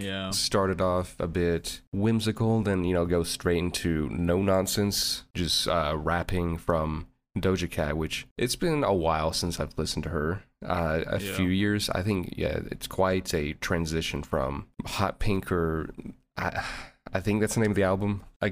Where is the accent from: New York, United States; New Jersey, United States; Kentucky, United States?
Kentucky, United States; Louisville; I'm from Louisville, Kentucky.